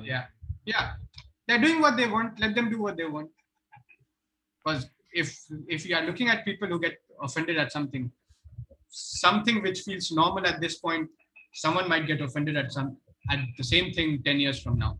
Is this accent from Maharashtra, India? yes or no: no; Purnia, Bihar, India; moved away; I come from Purnia, it's okay. in Bihar